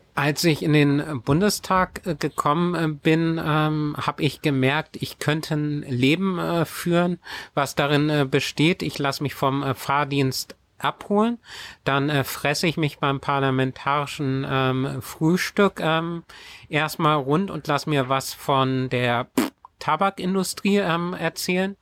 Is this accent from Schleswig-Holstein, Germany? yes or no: yes; Schleswig-Holstein, Germany; also born or lived in Kiel; bei uns in Schleswig-Holstein, die Gemeinde Sprakebüll